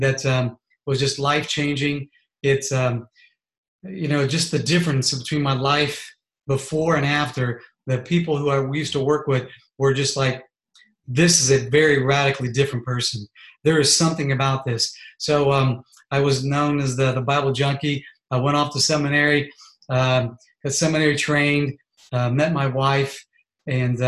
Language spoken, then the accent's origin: English; Columbus, Ohio, United States; I was born in Columbus, Ohio. I'm a Buckeye